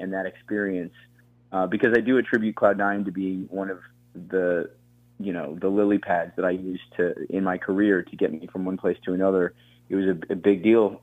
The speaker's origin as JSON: {"language": "English", "region": "Colorado", "country": "United States", "tie": "born or raised there", "also_born_or_lived": "Florida", "said": "So I grew up in Colorado"}